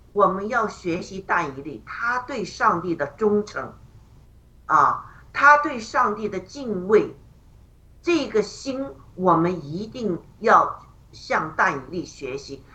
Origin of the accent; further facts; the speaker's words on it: China; 我们中国人